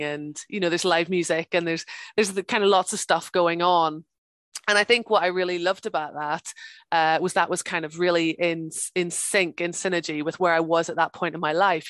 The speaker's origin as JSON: {"language": "English", "region": "Northern Ireland", "country": "United Kingdom", "also_born_or_lived": "England", "moved": "yes", "lives_now": "Scotland, United Kingdom", "said": "I'm from Ireland originally. I'm from the north of Ireland. So my, my mom and dad live just outside Belfast"}